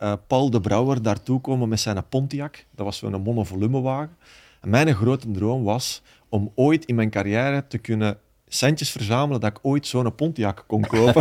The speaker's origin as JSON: {"language": "Dutch", "town": "Baal", "region": "Flanders", "country": "Belgium", "said": "bij ons in Baal"}